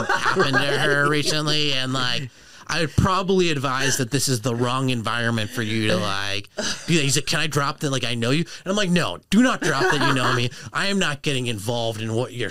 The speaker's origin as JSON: {"language": "English", "town": "Boston", "region": "Massachusetts", "country": "United States", "tie": "born or raised there", "accent": "wicked pissa Boston", "moved": "yes", "lives_now": "Los Angeles, United States", "said": "I grew up in Boston"}